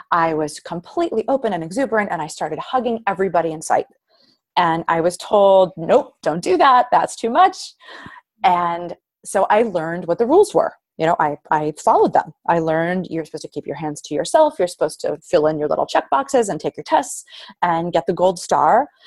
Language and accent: English; Queens, New York, United States; You know, I'm, I'm from Queens.